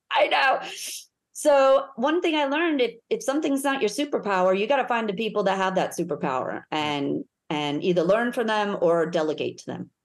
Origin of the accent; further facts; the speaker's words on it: United States; now in Melbourne, Australia; I'm American